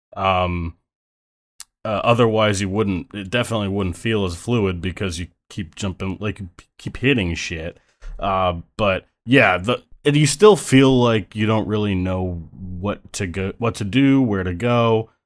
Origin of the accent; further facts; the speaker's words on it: Buffalo, New York, United States; now in New York City, United States; I'm from Buffalo world, but I currently live in New York City world